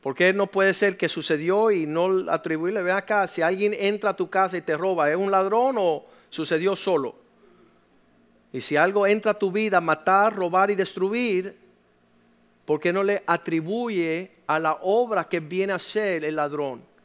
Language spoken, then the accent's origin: Spanish; Cuba; moved away; En el país de donde provengo, de donde vienen mis padres, que es Cuba